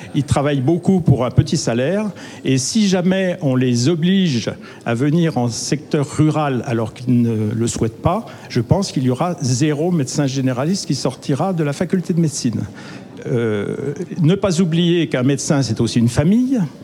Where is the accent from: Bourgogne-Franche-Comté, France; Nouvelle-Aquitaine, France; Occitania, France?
Bourgogne-Franche-Comté, France; Côte-d'Or; je viens de la Côte d'Or